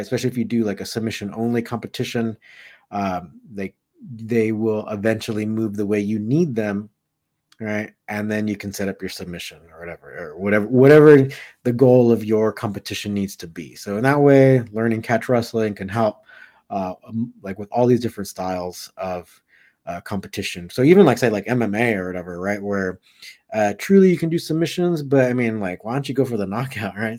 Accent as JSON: {"language": "English", "region": "Southern California", "country": "United States", "tie": "born or raised there", "said": "I grew up in Southern California"}